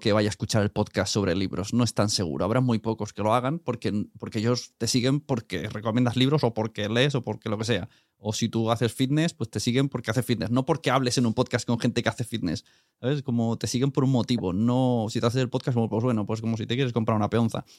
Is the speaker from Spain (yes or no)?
yes; Catalonia, Spain; como catalán